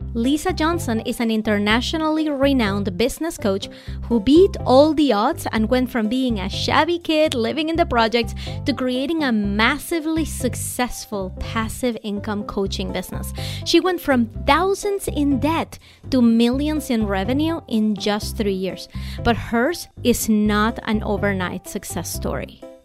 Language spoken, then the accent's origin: English; Venezuela; moved away; I grew up in Venezuela